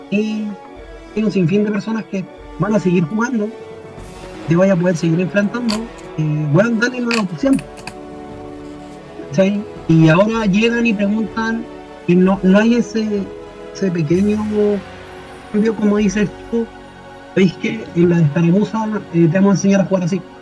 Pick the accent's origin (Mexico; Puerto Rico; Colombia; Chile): Chile; Valparaíso; yo soy de Chile, soy de Valparaíso, que jugaba en un local en Valparaíso y en consolas